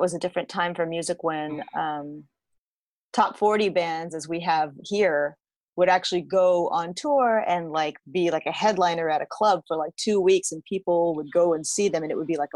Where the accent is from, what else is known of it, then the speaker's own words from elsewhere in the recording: Whittier, California, United States; I grew up in Whittier, California. So I'm an LA native, one of the few.